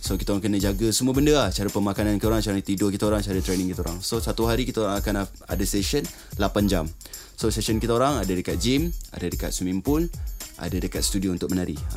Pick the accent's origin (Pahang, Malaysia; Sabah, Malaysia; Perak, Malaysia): Sabah, Malaysia; saya berasal dari Sabah.